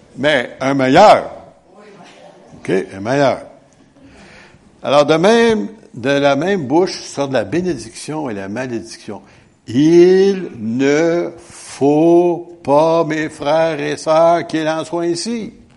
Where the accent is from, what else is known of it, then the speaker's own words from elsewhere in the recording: Quebec, Canada; on est Québécois